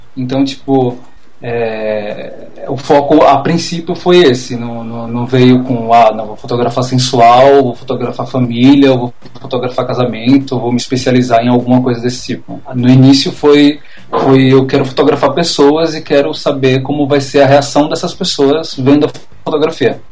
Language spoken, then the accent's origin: Portuguese; Maceió, Alagoas, Brazil; moved away as an adult; also born or lived in interior of São Paulo; now in São Paulo, Brazil; eu sou daqui do interior de São Paulo, mas eu fui para lá criança e acabei minha, passei minha adolescência inteira em Maceió. Então, eu sou um, um eu sou um nordestino pirata, mas nordestino